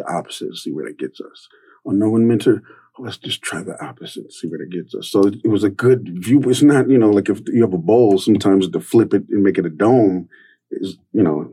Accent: California, United States; Growing up in California with a vegan and vegetarian, with a Black single mother that everyone thinks is lesbian, it was rough

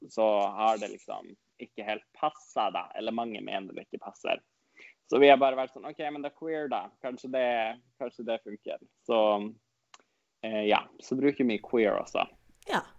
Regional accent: Norway; first language Northern Sami; Siden jeg er samisk og snakker jo også samisk, eh, nordsamisk i morsmålet mitt

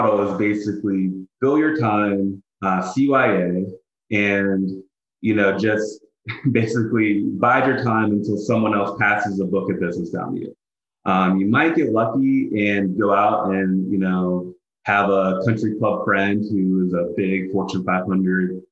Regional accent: Pittsburgh, Pennsylvania, United States; moved away as an adult; also born or lived in Ithaca, New York; now in Philadelphia, United States; my hometown of Pittsburgh

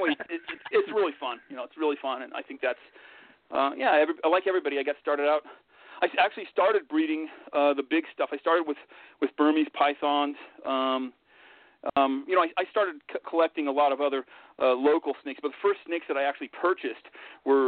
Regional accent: Denver, Colorado, United States; also born or lived in Grand Junction, Colorado; We moved when I was about 11. We moved from Denver to the Grand Junction area in western Colorado

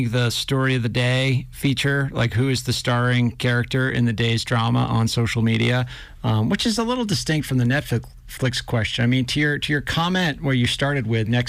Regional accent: New Hampshire, United States; now in Montana, United States; I am from New Hampshire

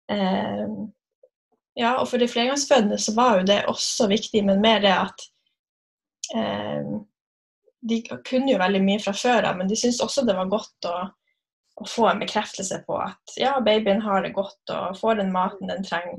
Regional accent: Narvik, Nordland, Norway; moved away as an adult; also born or lived in Kristiansund; now in Molde, Norway; Jeg er fra Narvik

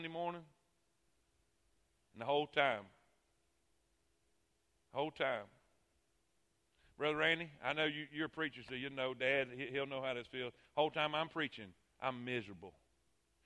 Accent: Fort Pierce, Florida, United States; moved away as an adult; also born or lived in Alabama; I grew up in Fort Pierce

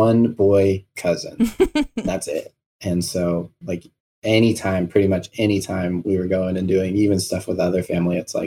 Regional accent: Powell, Wyoming, United States; also born or lived in New Mexico / Cody, Wyoming; now in Billings, United States; I was born in New Mexico. Shortly after, my family moved to Powell, Wyoming. Well, actually, Cody, Wyoming. But we didn't live there very long. We moved to Powell really quickly after. And I lived in Powell until I was in fifth grade

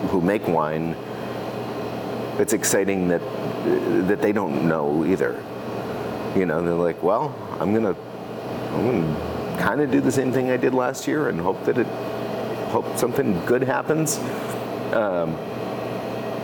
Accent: Massachusetts, United States; also born or lived in New Hampshire / Colorado Springs, Colorado; now in Oregon, United States; I was born in Massachusetts

